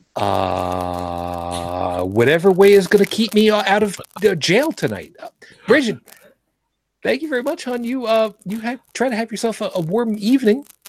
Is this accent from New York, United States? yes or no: yes; New York City, New York, United States; moved away; I'm originally from Brooklyn